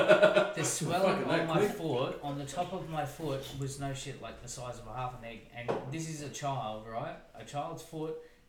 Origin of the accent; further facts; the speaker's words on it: Blue Mountains, New South Wales, Australia; growing up in the Blue Mountains